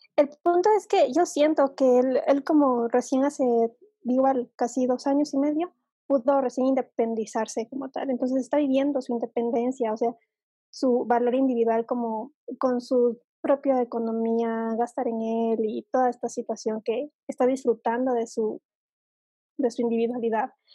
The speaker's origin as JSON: {"language": "Spanish", "country": "Ecuador", "said": "aquí en mi país es bastante común que el chico vaya a pedir la mano de la chica a la familia"}